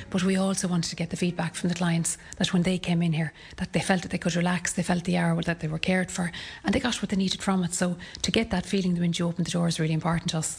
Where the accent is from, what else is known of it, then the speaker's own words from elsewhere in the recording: Ireland; We're Irish.